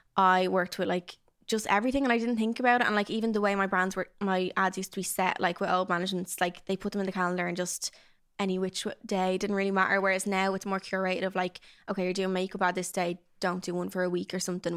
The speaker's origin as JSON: {"language": "English", "town": "Dublin", "region": "Leinster", "country": "Ireland", "tie": "born or raised there", "said": "I grew up in Dublin, South Dublin"}